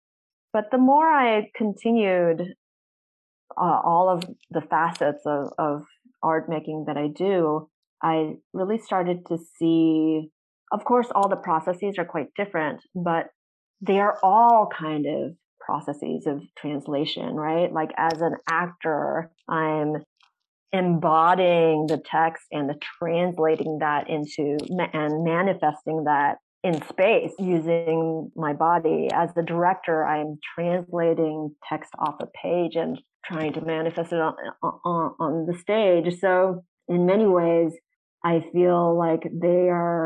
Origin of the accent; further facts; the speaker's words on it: United States; my particular perspective as an American artist